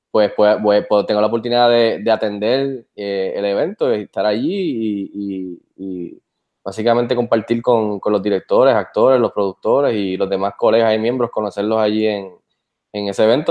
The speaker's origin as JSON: {"language": "Spanish", "country": "Puerto Rico", "said": "Soy el segundo puertorriqueño en entrar"}